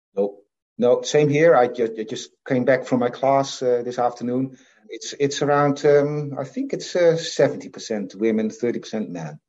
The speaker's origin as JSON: {"language": "English", "town": "Assen", "region": "Drenthe", "country": "Netherlands", "tie": "born or raised there", "also_born_or_lived": "Friesland", "said": "I was born in the Netherlands. Yeah, I was born in uh, in a town called Assen, which is the capital of a province called Drenthe."}